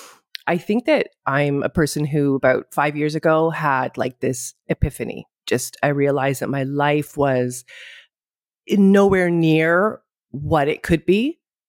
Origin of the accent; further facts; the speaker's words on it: Ottawa, Ontario, Canada; moved away as an adult; now in Greece; I'm in Greece. I live here. I'm Canadian. I'm from Ottawa, but I live in Greece. I've lived here, oh my God, for like 28 years or something crazy like that.